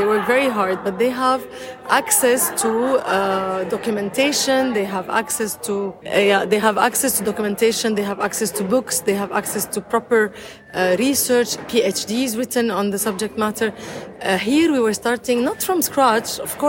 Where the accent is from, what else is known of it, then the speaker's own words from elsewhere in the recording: Damascus, Damascus Governorate, Syria; now in Dubai, United Arab Emirates; I'm Syrian, yes. I'm Syrian from Damascus. And I'm very proud Arab.